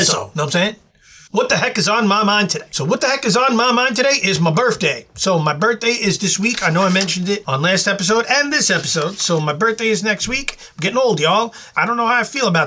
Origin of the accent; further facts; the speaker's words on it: New York City, New York, United States; when I was growing up in Queens with my homies